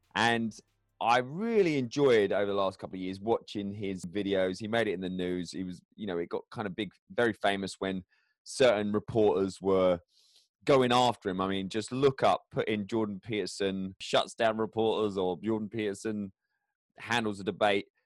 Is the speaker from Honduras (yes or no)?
no; England, United Kingdom; moved away; I go back to England to visit my hometown